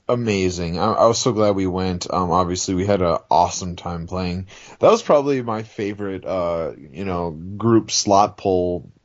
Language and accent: English; New Orleans, Louisiana, United States; I'm from New Orleans.